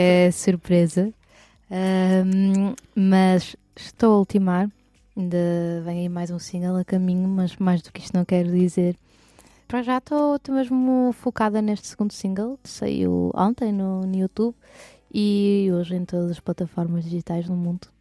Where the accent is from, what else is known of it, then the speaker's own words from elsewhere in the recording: Porto, Norte, Portugal; also born or lived in Lisbon; eu sou do Porto